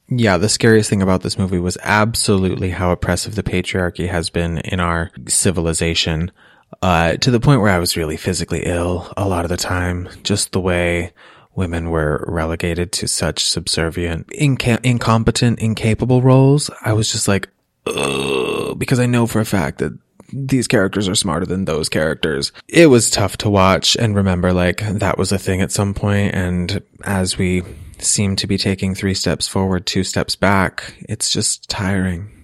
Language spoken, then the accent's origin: English; Massachusetts, United States; growing up in Massachusetts